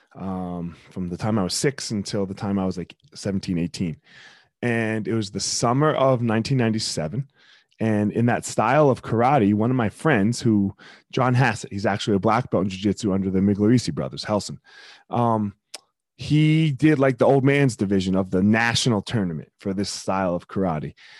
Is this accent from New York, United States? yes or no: no; Franklinville, New Jersey, United States; I grew up in South Jersey. I grew up in uh, Franklinville.